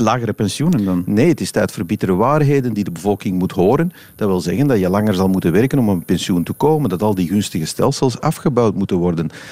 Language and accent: Dutch; Flanders, Belgium; als Vlamingen